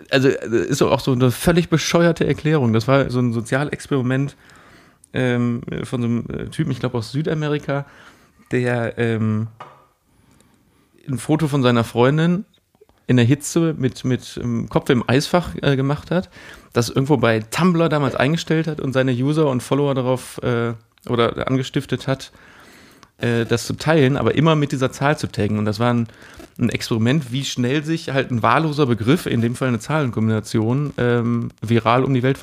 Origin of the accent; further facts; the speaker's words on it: Cologne, North Rhine-Westphalia, Germany; Das ist aber ja auch ein Klassiker als Kölner. Hier in Köln sind ja die, die Ampelphasen, ähm, ich glaube, vier Sekunden.